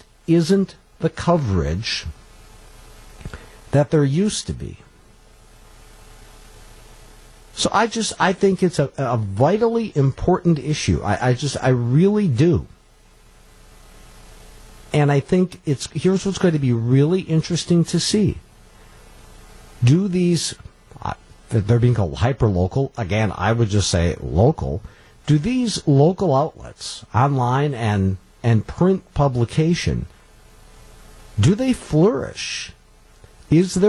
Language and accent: English; Coleman, Wisconsin, United States; I was raised in Coleman.